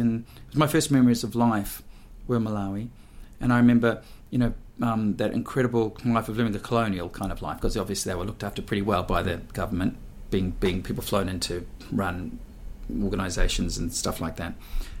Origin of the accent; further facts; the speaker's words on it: Auckland, New Zealand; moved away as an adult; also born or lived in Sydney; I was a kid from Auckland